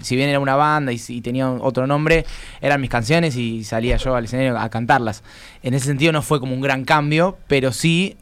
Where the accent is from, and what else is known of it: Argentina